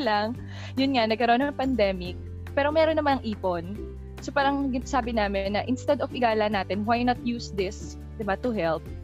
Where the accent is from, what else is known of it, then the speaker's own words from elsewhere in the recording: Pasig, Metro Manila, Philippines; I'm from Pasig City.